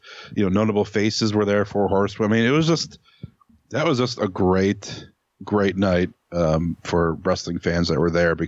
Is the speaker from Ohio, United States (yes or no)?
yes; Cleveland, Ohio, United States; I'm from Cleveland